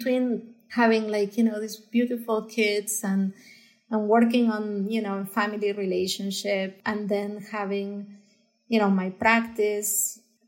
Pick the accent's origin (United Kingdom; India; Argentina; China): Argentina; Buenos Aires; moved away as an adult; now in Los Angeles, United States; growing up in Argentina